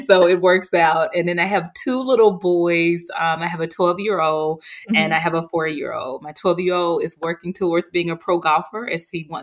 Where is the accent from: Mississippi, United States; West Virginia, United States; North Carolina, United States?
Mississippi, United States; Jackson; moved away as an adult; I'm homegrown goodness. I'm from Mississippi, from Jackson